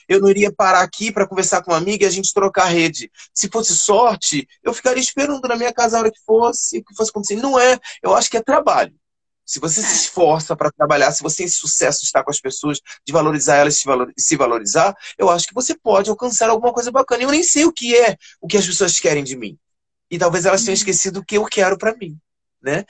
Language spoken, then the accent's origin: Portuguese; Rio de Janeiro, Brazil; Eu sou da comunidade de Fumacê, eu moro em Realengo